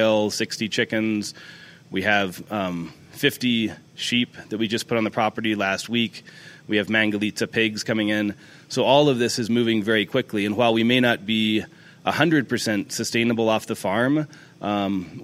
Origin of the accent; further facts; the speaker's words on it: Dallas, Texas, United States; now in Monterey, United States; I was born in Dallas, so Texas cooking is a big part of what I grew up